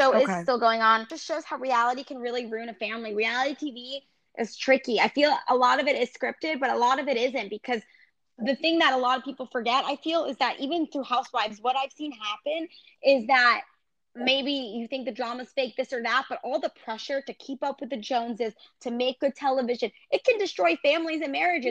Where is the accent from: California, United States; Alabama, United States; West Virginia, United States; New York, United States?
New York, United States; moved away; I was from New York.